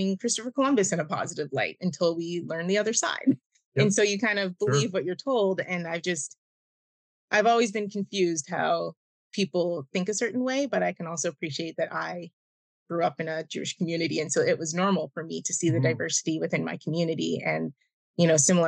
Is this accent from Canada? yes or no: yes; Oakville, Ontario, Canada; Before I moved just outside of Toronto, I grew up in Oakville, which Oakville in the 90s was not diverse